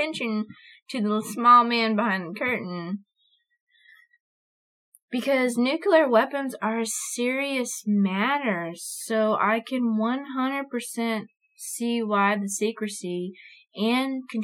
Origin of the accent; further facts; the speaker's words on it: Eglin, Florida, United States; now in Bossier City, United States; Eglin, which is my hometown